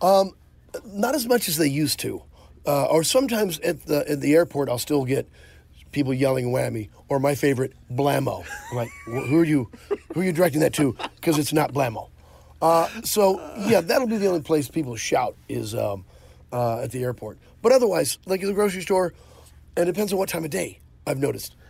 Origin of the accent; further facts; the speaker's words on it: Tipton, Missouri, United States; I'm from Tipton, Missouri. We had three channels and two of them worked